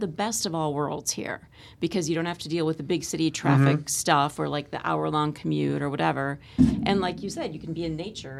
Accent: Iowa, United States; moved away as an adult; also born or lived in Bangor, Maine / Portland, Maine / Hartford, Connecticut / Missouri; now in Northeastern Pennsylvania, United States; I'm from Iowa, as you know, pilgrim ancestry. and then I moved to Maine, Bangor, Maine, and Portland, Maine, and then Hartford, Connecticut, and then here.

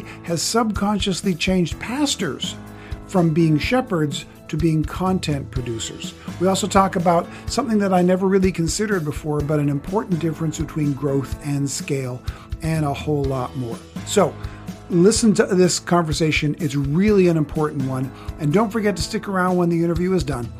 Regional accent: Canada; now in California, United States; I live in California. I was raised in Canada

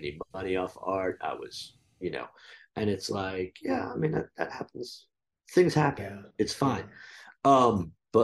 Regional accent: New Jersey, United States; moved away; I grew up in New Jersey, and like there are certain things about me that are just super fucking New Jersey

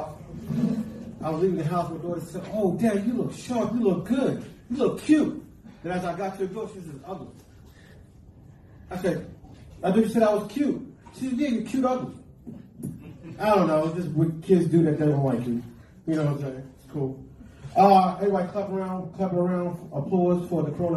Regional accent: New York, United States; We're from New York

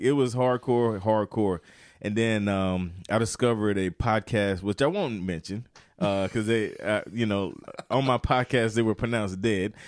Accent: Turkey, North Carolina, United States; Turkey, North Carolina, uh, where I grew up

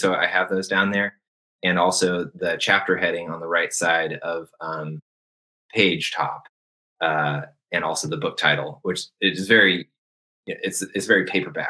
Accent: United States; I'm an American.

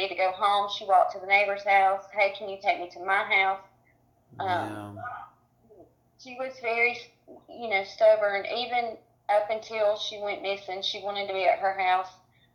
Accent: Cedartown, Georgia, United States; we live in Cedartown. We grew up here

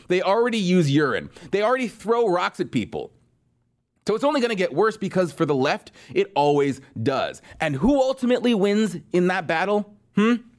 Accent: Southern California, United States; I grew up in Southern California

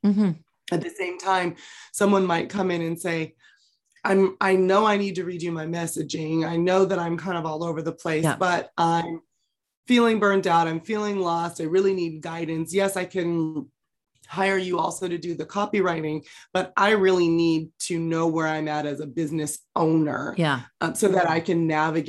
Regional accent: California, United States; also born or lived in Los Angeles, United States; I grew up in the San Francisco Bay Area.

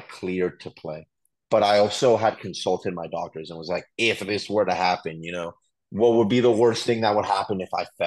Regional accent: Ottawa, Ontario, Canada; now in United States; I was born in Ottawa, Canada

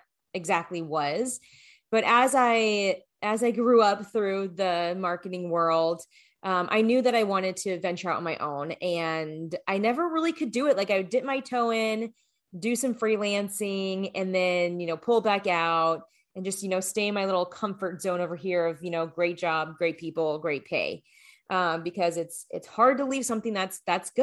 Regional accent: Phoenix, Arizona, United States; moved away as an adult; also born or lived in Colorado / Los Angeles, California / New York; I was born and raised in Phoenix, Arizona

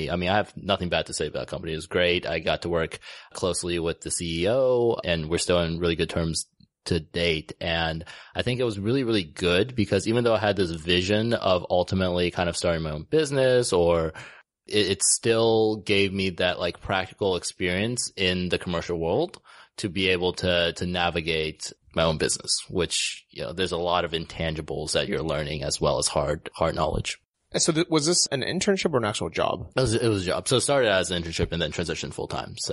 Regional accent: United States; grew up in the states. I moved there when I was about six years old.

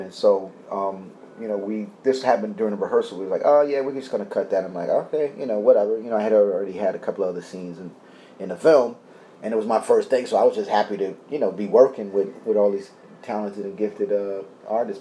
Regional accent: New York City, New York, United States; born in the Bronx and raised up in Harlem and Queens Village

